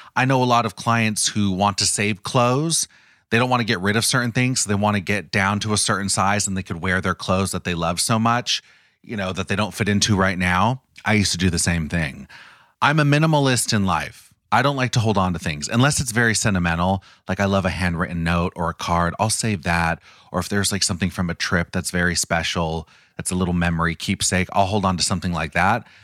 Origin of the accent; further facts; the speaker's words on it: Los Angeles, California, United States; born and raised in Los Angeles, Orange County